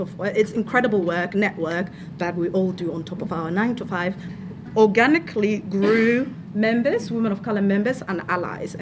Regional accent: Somalia; moved away as an adult; now in Victoria, Australia; I am from Somalia. I've lived here for 10 years. Came here as an international student.

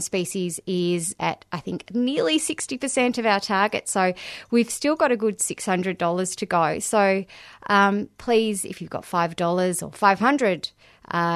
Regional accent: Australia; also born or lived in Melbourne, Australia; as an Australian collective

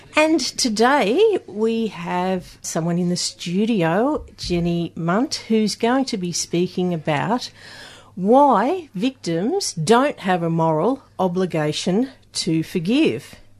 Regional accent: Melbourne, Victoria, Australia; now in Adelaide, Australia; I'm originally from Melbourne.

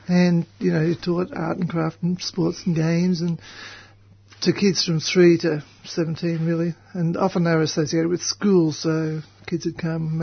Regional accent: Melbourne, Victoria, Australia; also born or lived in Reservoir / Sydney / Brisbane / East Gippsland; We lived in East Melbourne and I was born not at home but up two blocks away at the Mercy Hospital

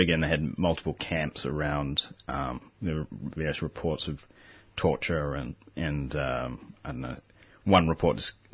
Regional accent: New Zealand; now in Australia; I'm originally from New Zealand

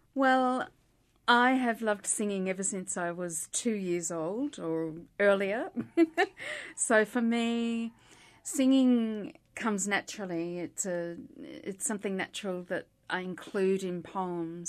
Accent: Melbourne, Victoria, Australia; also born or lived in St Kilda / Ormond; My mother was born in Earl Street, Windsor, and I was born in Earl Street, Windsor

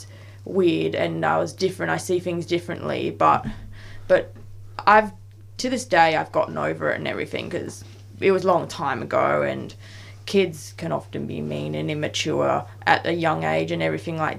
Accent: Perth, Western Australia, Australia; now in Melbourne, Australia; in Perth because that's where I was from and I grew up.

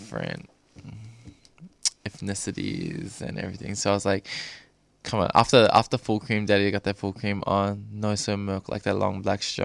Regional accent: Doveton, Victoria, Australia; now in Cranbourne, Australia; I was raised in Dovetin, near Dandenong, and also now I'm staying in Cranbourne

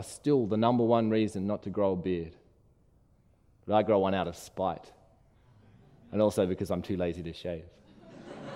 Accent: Brisbane, Queensland, Australia; where I was from, honest answers like Brisbane or Chermside

